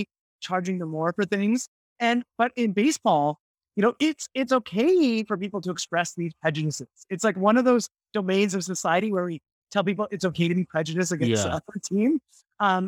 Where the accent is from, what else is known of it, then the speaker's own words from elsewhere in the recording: Canada; now in New York, United States; I'm from Canada. And I was a kid when they won the World Series